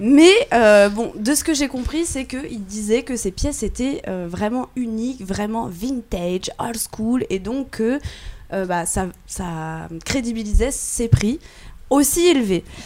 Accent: France; en tant que bonne française

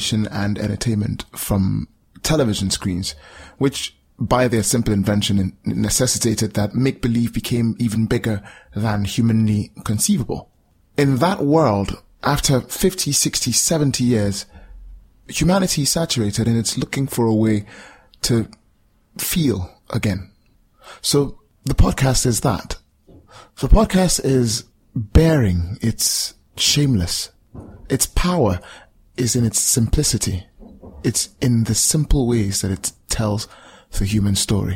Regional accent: Calabar, Cross River, Nigeria; born or raised there

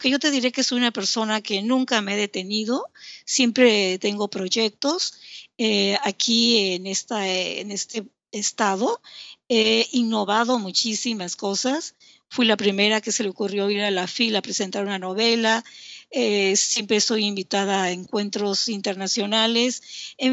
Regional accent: Yucatán, Mexico; also born or lived in Tabasco; Soy yucateca tabasqueña y hablo bastante.

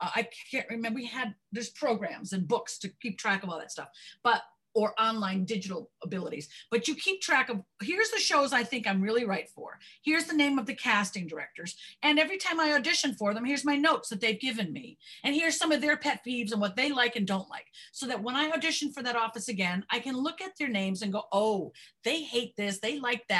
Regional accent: Connecticut, United States; moved away; also born or lived in New York / La Cañada, California; I'm from Connecticut. I was born in New York

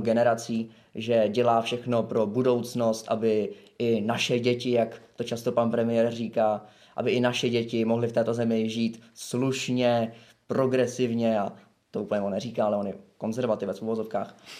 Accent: Prague, Czechia; jsem z Prahy

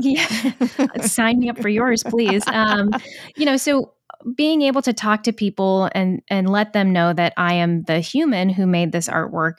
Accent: Kaysville, Utah, United States; moved away as an adult; now in Providence, United States; I'm originally from a town called Kaysville, Utah, which is a little north of Salt Lake City. And I remember growing up

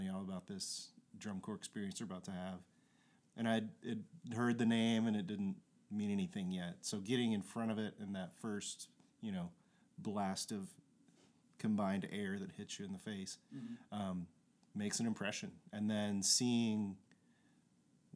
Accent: Kentucky, United States; I'm from Kentucky

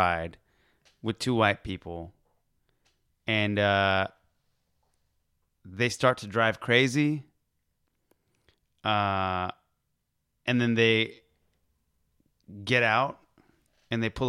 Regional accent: United States; We were born here

